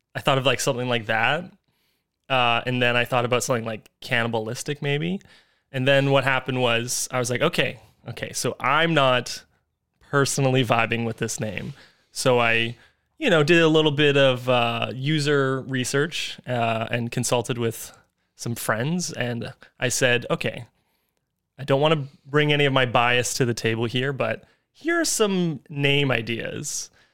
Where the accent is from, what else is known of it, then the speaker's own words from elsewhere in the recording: North Vancouver, British Columbia, Canada; I am from North Vancouver, British